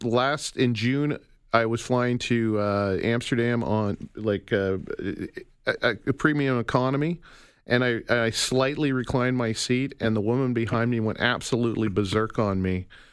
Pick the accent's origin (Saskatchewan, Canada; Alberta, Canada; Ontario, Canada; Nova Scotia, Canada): Alberta, Canada; Calgary; I'm from Calgary. I grew up in Calgary